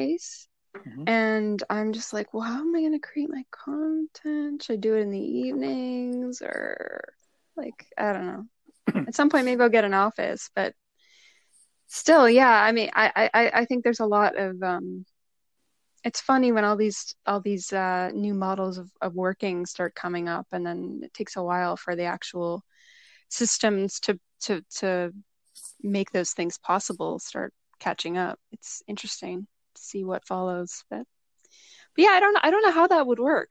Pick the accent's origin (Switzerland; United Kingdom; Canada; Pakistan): Canada; Toronto and Hamilton, Ontario; now in Niagara Region, Canada; I'm from Toronto and Hamilton, which is between Hamilton and Niagara.